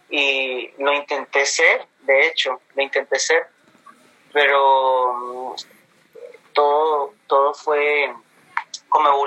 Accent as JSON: {"language": "Spanish", "region": "Caribbean Region", "country": "Colombia", "accent": "neutral", "said": "Entonces mi acento es neutro porque soy costeño"}